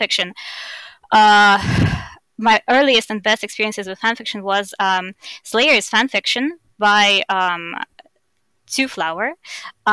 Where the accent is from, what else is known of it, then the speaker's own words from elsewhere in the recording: Estonia; accent: Russian; now in Germany; I grew up in Estonia, which has a 20% Russian population